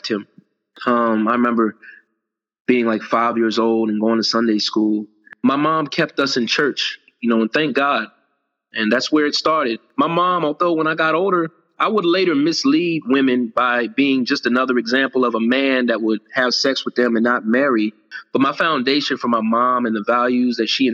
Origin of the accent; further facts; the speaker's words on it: Virginia, United States; I was born in Virginia